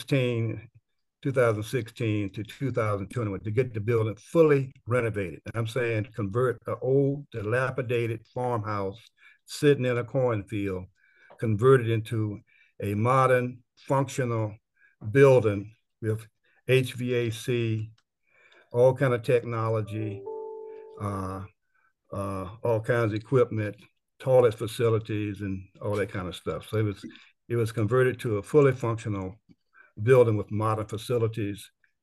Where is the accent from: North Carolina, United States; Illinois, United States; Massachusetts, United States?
North Carolina, United States; Bladen County; also born or lived in Washington, District of Columbia, United States / Cary, North Carolina; now in Durham, United States; I was born in Bladen County